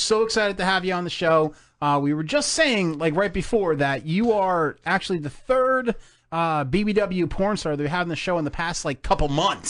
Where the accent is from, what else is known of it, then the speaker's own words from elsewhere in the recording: New Jersey, United States; I'm from Jersey.